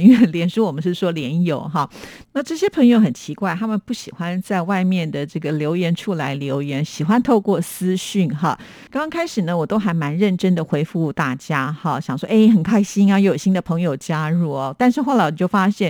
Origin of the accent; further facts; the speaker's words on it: Taiwan; 因为我是台湾人